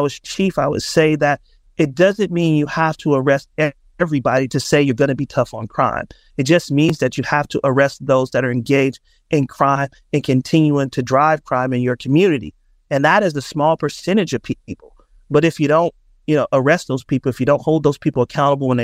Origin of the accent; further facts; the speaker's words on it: Oakland, California, United States; born and raised in Oakland